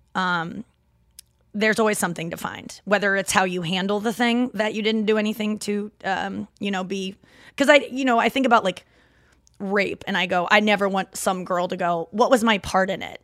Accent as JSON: {"language": "English", "town": "St. Louis", "region": "Missouri", "country": "United States", "accent": "Midwest", "said": "some people that are not Saint Louisans have said that my Midwest accent is kicking right now"}